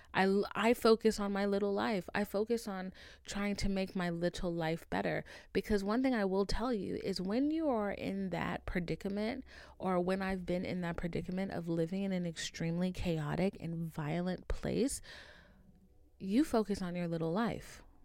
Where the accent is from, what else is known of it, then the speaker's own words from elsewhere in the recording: Haiti; moved away; I was raised in Haiti, like, for a good bit of my life